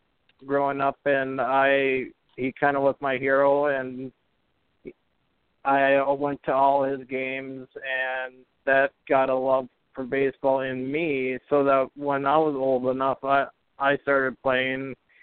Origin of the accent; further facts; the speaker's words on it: Perham, Minnesota, United States; Northwest Minnesota. If you know where Fargo-Moorhead is, it's like an hour east of Fargo-Moorhead, so about midway up, about 3.5 hours north of the cities.